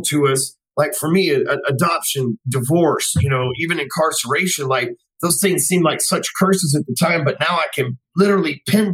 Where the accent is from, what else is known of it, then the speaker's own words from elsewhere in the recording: Dallas, Texas, United States; I grew up in Dallas, Texas my whole life, still live here.